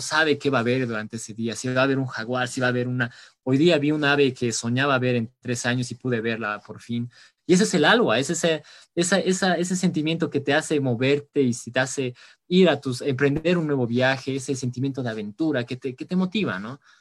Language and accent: Spanish; La Paz, Bolivia; nosotros como bolivianos, como paseños